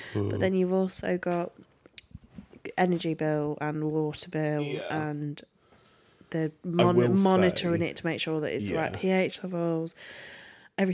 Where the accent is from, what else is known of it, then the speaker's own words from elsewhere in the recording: United Kingdom; We're pure British